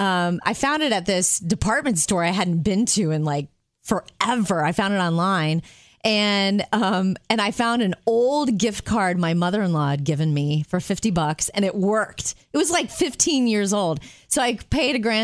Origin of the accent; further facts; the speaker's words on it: Jupiter, Florida, United States; moved away; I grew up in Jupiter